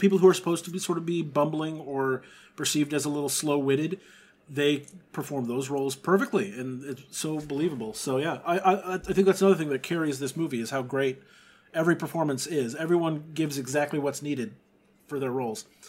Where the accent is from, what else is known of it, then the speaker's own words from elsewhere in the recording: Texas, United States; growing up in Texas